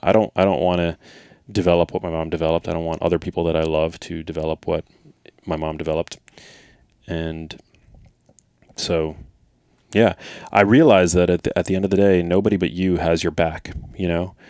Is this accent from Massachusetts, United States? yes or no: no; New York City, New York, United States; I grew up in New York City